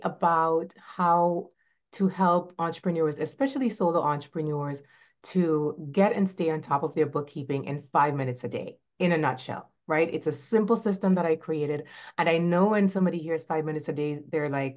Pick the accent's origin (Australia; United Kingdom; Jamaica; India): Jamaica; Saint Elizabeth; moved away as an adult; now in Florida, United States; I am from Jamaica, was born in a little a parish, we call them, St. Elizabeth, Jamaica, rural area, loved growing up in the country